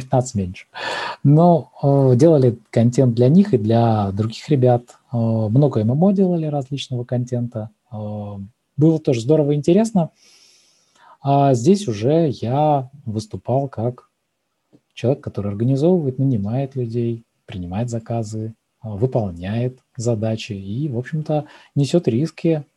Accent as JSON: {"language": "Russian", "town": "Kaliningrad", "region": "Kaliningrad Oblast", "country": "Russia", "said": "а я из Калининграда"}